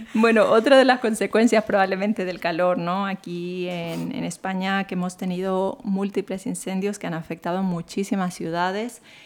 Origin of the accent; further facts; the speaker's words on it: Santo Domingo de los Tsáchilas, Ecuador; now in Madrid, Spain; la zona donde yo nací, Santo Domingo de los Áchilas, la, toda la provincia